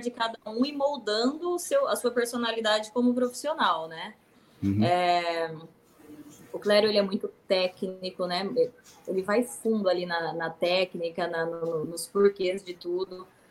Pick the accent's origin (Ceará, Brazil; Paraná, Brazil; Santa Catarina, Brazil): Paraná, Brazil; interior of; eu sou do interior do Paraná